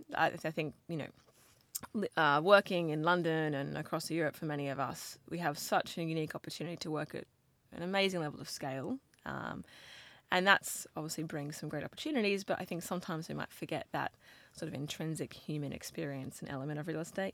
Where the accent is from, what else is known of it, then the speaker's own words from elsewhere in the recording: Brisbane, Queensland, Australia; accent: Australian; moved away as an adult; I grew up in Brisbane.